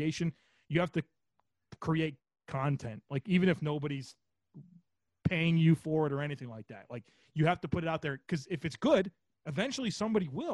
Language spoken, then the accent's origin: English; Western New York, United States; I grew up in Western New York